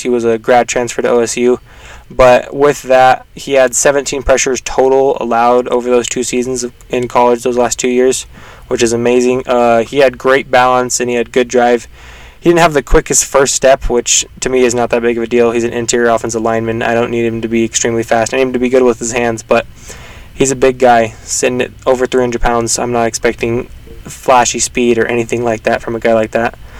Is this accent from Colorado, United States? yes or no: yes; Colorado, United States; I'm actually from Colorado